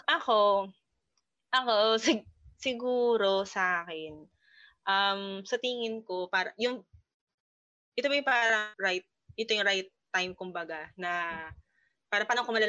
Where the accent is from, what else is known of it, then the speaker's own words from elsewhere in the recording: Rizal, Calabarzon, Philippines; taga-Rizal ako, no? Taga-Rizal.